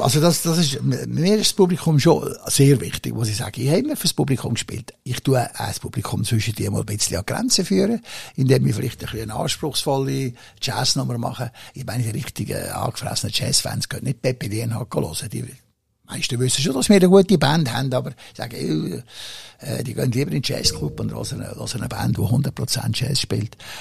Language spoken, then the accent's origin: German; Switzerland; in meiner Heimat